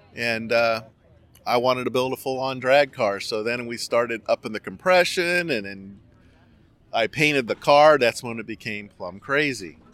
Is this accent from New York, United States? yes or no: no; Garden Grove, California, United States; now in Lake Havasu, United States; you couldn't be asking for a better place to grow up in Orange County. I, I grew up in Garden Grove